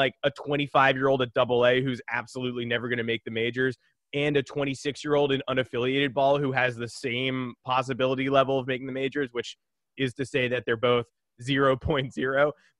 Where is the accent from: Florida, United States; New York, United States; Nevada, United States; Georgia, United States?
New York, United States; Hudson Valley; I grew up with the Renegades as my hometown team.